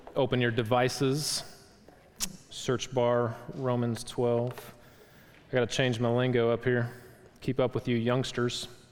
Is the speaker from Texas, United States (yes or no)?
no; Wisconsin, United States; moved away; where I grew up from in Wisconsin